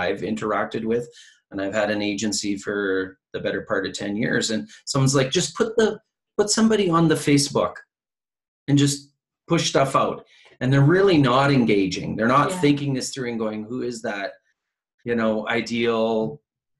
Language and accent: English; Canada; we're from Canada, we're very polite